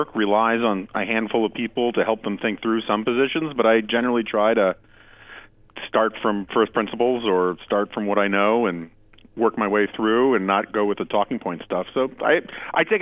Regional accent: New York City, New York, United States; I grew up in New York City.

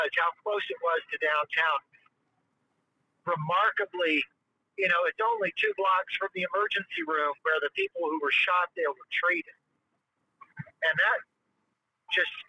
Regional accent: Tennessee, United States; now in Orlando, United States; I grew up in Tennessee. I grew up with guns everywhere.

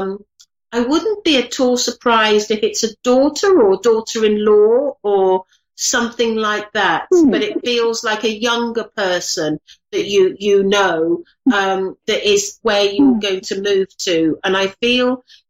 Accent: England, United Kingdom; I'm English

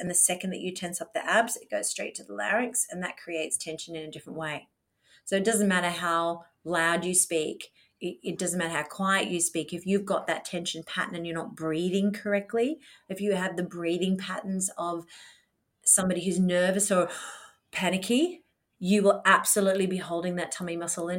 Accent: Australia; accent: Australian; Well, yeah, I'm the Australian accent.

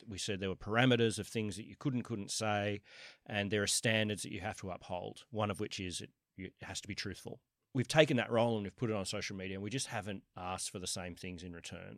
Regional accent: Sydney, New South Wales, Australia; moved away as an adult; also born or lived in New York, United States; I was born in Kensington, went to U N S W, have always lived, uh, around here, other than for the last ten years, I've been in, uh, in New York

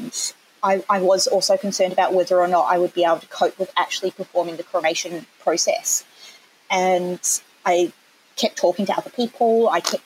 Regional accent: New Zealand; accent: Kiwi; moved away as an adult; now in Australia; back in New Zealand before I moved over here, because I'm a Kiwi, which has probably come through already at some point in my accent.

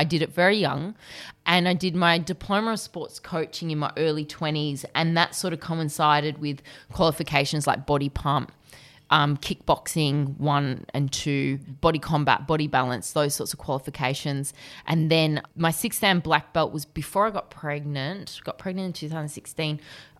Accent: Australia; I'm Aussie as well.

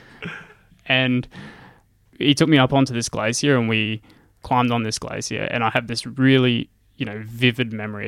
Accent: Gladstone, Queensland, Australia; moved away as an adult; also born or lived in Rockhampton / Nanango; now in Brisbane, Australia; I grew up in Gladstone.

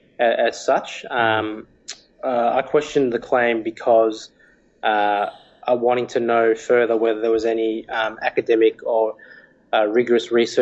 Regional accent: Australia; growing up in Australia.

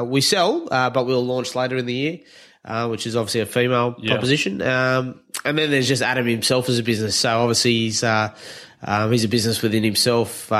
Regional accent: New Zealand; now in Australia; I'm a Kiwi, but living in a Mozzie.

